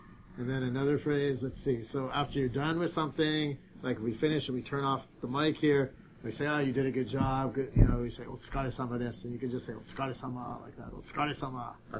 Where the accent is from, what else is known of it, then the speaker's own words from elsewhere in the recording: Los Angeles, California, United States; I'm from Los Angeles